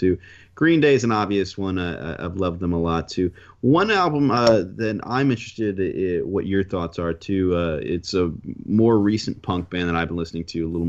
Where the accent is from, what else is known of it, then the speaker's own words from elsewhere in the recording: New York, United States; we're from New York, or at least we are